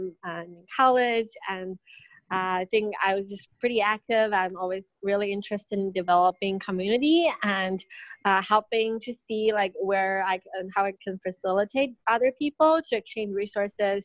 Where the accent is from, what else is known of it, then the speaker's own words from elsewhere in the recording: Beijing, China; also born or lived in United States; I'm from Beijing.